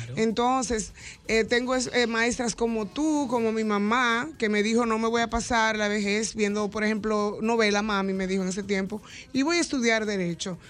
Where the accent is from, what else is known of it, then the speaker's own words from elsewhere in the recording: Cibao, Dominican Republic; also born or lived in San Francisco de Macorís; nosotros somos como del, del Cibao, Pavel, por un lado, porque también somos parte de San Francisco de Macorís de alguna manera o de la otra